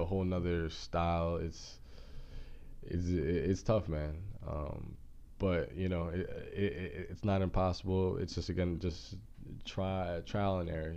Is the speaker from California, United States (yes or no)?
no; Junction City, Kansas, United States; moved away; I'm not even from Kansas City. I'm from Junction City, Kansas